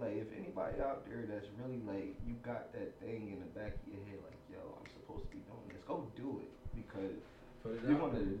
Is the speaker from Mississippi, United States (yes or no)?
no; Stuyvesant and Rosemont, New Jersey, United States; also born or lived in Ewing, New Jersey; I grew up on Stuyvesant and Rosemont until I turned 12 years old.